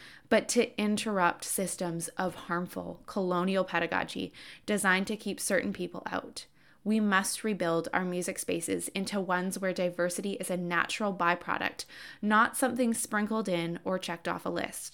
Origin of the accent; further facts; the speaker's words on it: Canada; I am Canadian